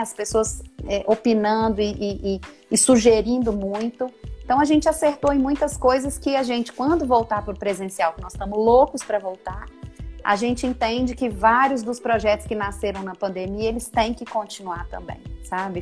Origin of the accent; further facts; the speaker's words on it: Ipatinga, Minas Gerais, Brazil; also born or lived in Belo Horizonte; voltar para minha cidade, né? Para Ipatinga, para minha cidade natal